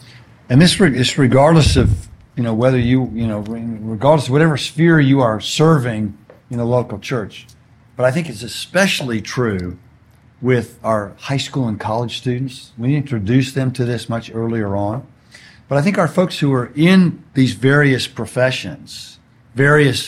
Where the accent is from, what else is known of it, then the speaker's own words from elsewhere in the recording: Houston, Texas, United States; now in California, United States; I grew up in Houston, where Enron was based